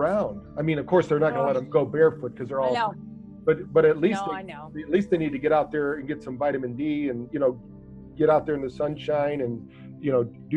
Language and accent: English; Battle Creek, Michigan, United States; we grew up in Battle Creek, Michigan